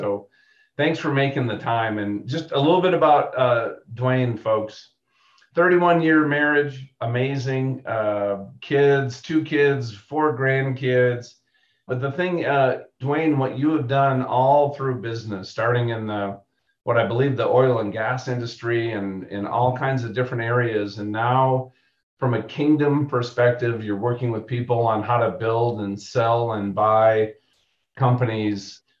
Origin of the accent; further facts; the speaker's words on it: Alabama, United States; I was down there from Alabama.